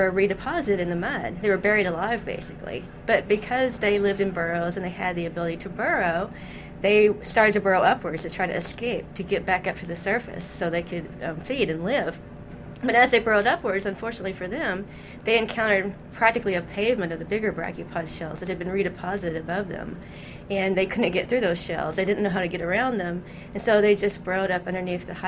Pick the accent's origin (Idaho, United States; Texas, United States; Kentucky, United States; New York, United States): Kentucky, United States; A lot of people growing up in Kentucky collect fossils, and I was certainly among them